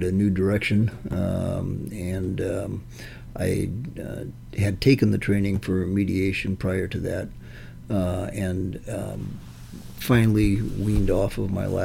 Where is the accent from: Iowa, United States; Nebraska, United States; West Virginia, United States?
Iowa, United States; Sioux City; moved away as an adult; also born or lived in Kansas City; now in Omaha, United States; I grew up in Sioux City